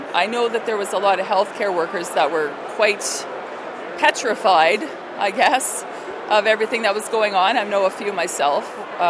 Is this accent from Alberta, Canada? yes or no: yes; St. Albert, Alberta, Canada; I'm from St. Albert Edmonton EDA.